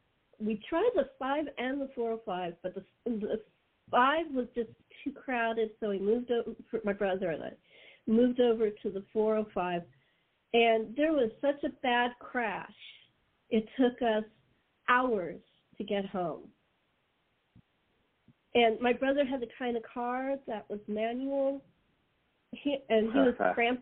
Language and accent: English; Los Angeles, California, United States; moved away as an adult; now in San Diego, United States; Well, actually, that's my hometown. I was brought up in L.A., so I moved here after my dad died, so my mom and I could be close to my brother.